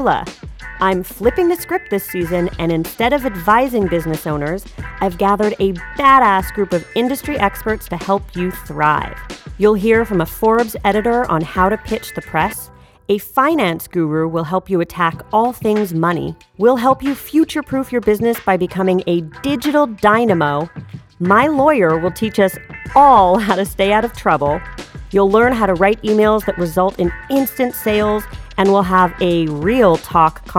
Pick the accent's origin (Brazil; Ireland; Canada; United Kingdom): Canada; we are both Canadian.